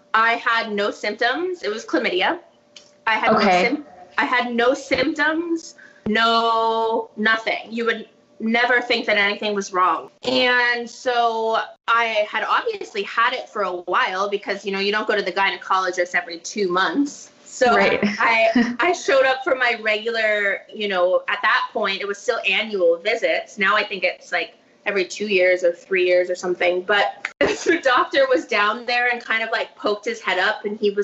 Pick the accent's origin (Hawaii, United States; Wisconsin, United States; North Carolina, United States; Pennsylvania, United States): Hawaii, United States; now in Paso Robles, United States; I was raised in Hawaii. I currently live in Paso Robles, California